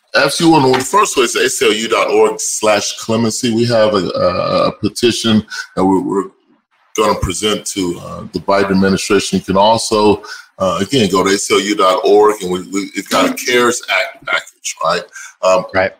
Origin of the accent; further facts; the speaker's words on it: Austin, Texas, United States; moved away; I'm originally from Austin, Texas.